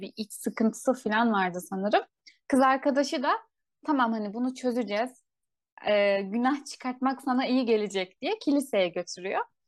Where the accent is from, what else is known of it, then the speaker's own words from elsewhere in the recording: Turkey; bizim Türkiye'de